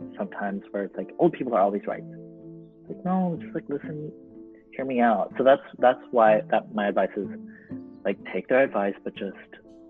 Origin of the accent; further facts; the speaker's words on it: Philippines; as like a Filipino kid who's like given every party the chance to sing at a karaoke